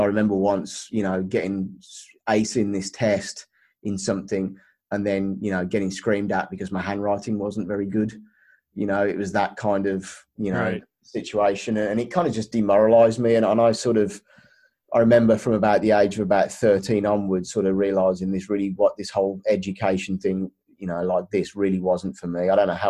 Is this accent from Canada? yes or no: no; Birmingham, West Midlands, United Kingdom; now in Los Angeles, United States; As you can tell from my accent, that is not originally where I am from. But I was originally brought up in Birmingham, England, United Kingdom.